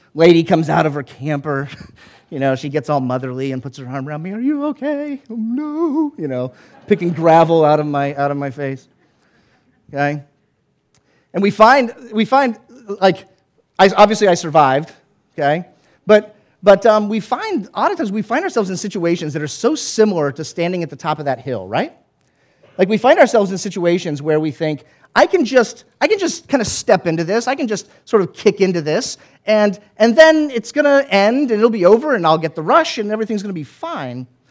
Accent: the South, United States; I grew up in the South.

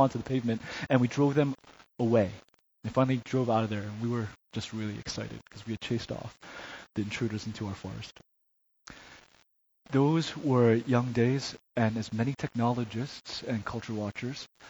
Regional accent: New Jersey, United States; moved away as an adult; also born or lived in Chicago; to live and grow up in New Jersey

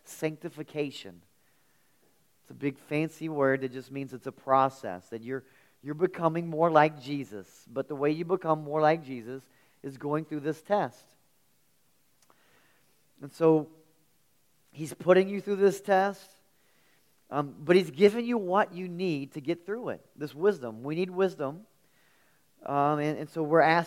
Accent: near the Kanawha River, West Virginia, United States; I grew up near the Kanawha River, and I spent a lot of time on the Kanawha River

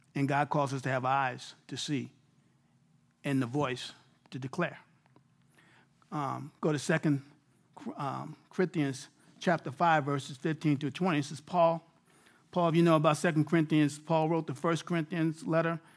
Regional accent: New York City, New York, United States; moved away as an adult; now in Abilene, Texas, United States; I'm a native New Yorker.

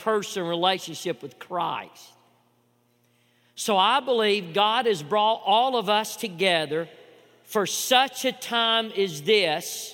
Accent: Chattanooga, Tennessee, United States; growing up in Chattanooga, you know, I was water skiing since a young age

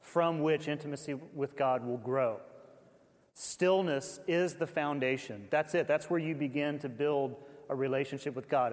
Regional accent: the South, United States; I grew up in the South

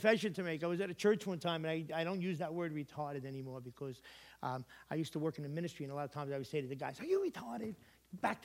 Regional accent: New York, United States; now in Connecticut, United States; I'm from New York

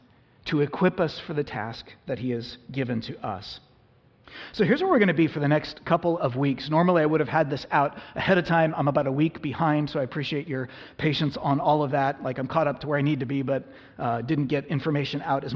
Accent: United States; us as modern American Christians

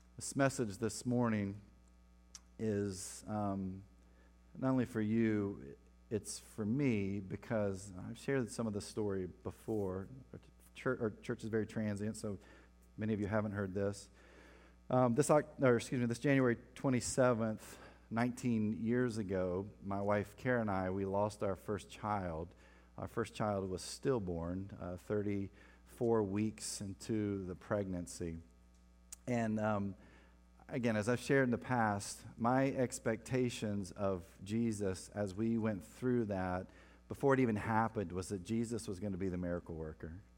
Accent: Winston-Salem, North Carolina, United States; moved away; my hometown in Winston-Salem. North Carolina

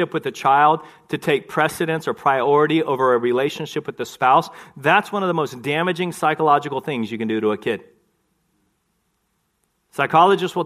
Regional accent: Texas, United States; I grew up in Texas

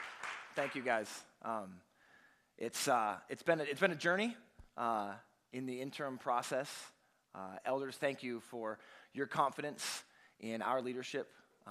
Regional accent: Pennsylvania, United States; moved away as an adult; now in Marshfield, United States; even though we're both from Pennsylvania. I become more Midwestern every single day.

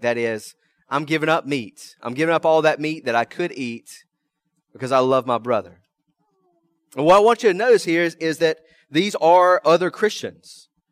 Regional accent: American South, United States; first language English; I'm an American. I'm Southern by the grace of God

